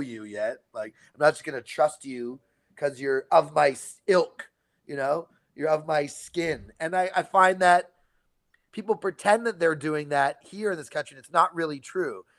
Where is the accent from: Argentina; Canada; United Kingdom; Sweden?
Canada; now in California, United States; I'm Canadian